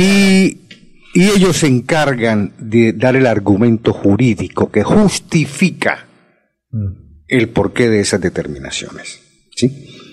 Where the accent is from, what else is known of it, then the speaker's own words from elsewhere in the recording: Colombia; en mi país, en Colombia